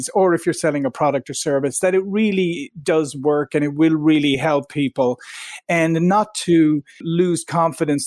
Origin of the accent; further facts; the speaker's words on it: Ireland; moved away as an adult; also born or lived in Silicon Valley, United States; now in United States; I'm originally from Ireland, and I came to the US 22 years ago to Silicon Valley